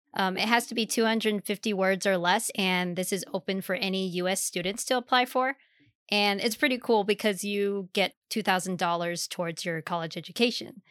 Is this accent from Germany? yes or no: yes; Germany; moved away; I grew up in Germany